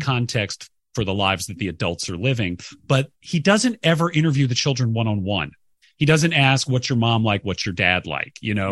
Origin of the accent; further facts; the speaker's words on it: Sandy Springs, Georgia, United States; from Sandy Springs, which is a northwestern suburb of Atlanta